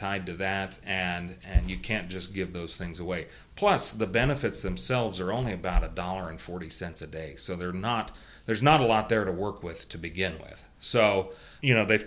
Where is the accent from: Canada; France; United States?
United States; Kansas; my home state of Kansas